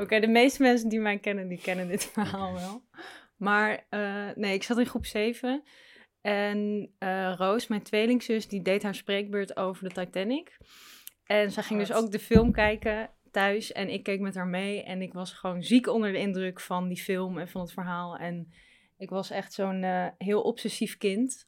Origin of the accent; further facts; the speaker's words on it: Amstelveen, North Holland, Netherlands; Geboren ook in Amsterdam, maar opgegroeid in Amstelveen.